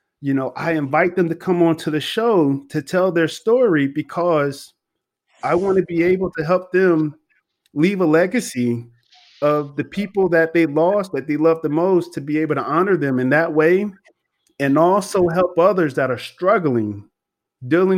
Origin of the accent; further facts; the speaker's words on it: Fayetteville, North Carolina, United States; moved away as an adult; now in New Orleans, United States; I'm originally from Fayetteville, North Carolina, or Fort Bragg